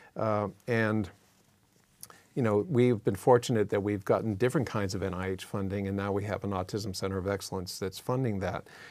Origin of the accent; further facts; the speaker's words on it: Massachusetts, United States; now in California, United States; I was born in Massachusetts